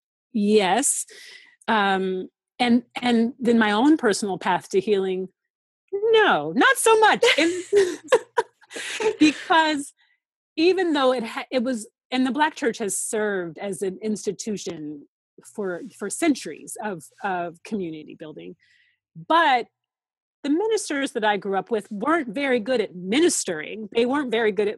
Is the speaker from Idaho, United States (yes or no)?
no; Seattle, Washington, United States; moved away as an adult; also born or lived in Atlanta; once I left Seattle and moved to Atlanta for college